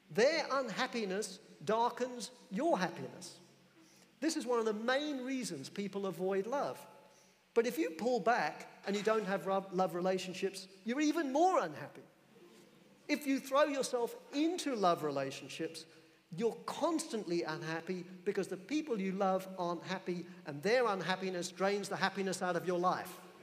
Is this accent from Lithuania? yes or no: no; England, United Kingdom; I'm an Englishman